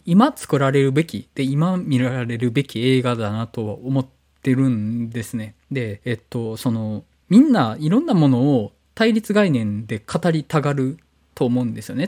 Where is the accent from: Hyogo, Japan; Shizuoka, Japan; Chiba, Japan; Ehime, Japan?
Hyogo, Japan; Awaji Island; now in Osaka, Japan; 僕と原口さん淡路島出身だし